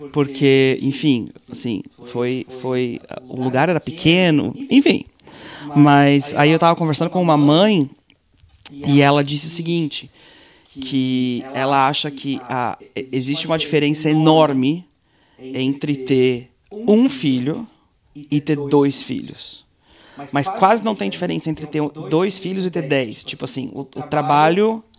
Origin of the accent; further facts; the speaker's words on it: Blumenau, Santa Catarina, Brazil; moved away; also born or lived in Israel; que sou israelense, mas sou brasileiro, cresci no Brasil e tal. No Brasil tem inverno, eu morava em Blumenau